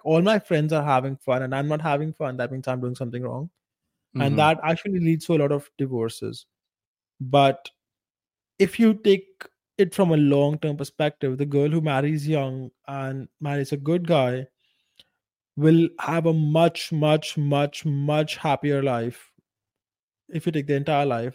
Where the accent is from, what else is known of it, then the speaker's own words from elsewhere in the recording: India; moved away; a small village in India, in my hometown, and that entire place, my entire culture is extremely conservative, even by Indian standards